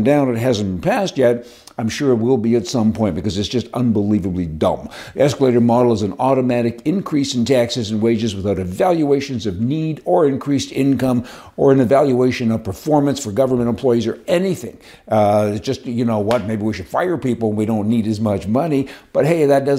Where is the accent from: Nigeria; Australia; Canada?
Canada; also born or lived in United States; I'm a Canadian too, and I've also got all my paperwork for the U.S. of A.